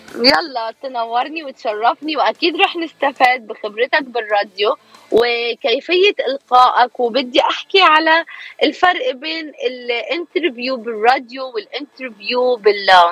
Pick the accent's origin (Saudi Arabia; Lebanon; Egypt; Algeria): Egypt; moved away as an adult; also born or lived in Alexandria, Egypt; now in California, United States; إعلامية مصرية آه، بقالي 11 سنة هون بأمريكا